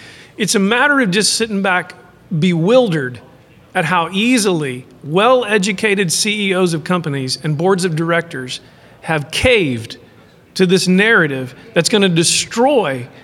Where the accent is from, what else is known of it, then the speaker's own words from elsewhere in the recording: Midland, Texas, United States; I was from Midland, Texas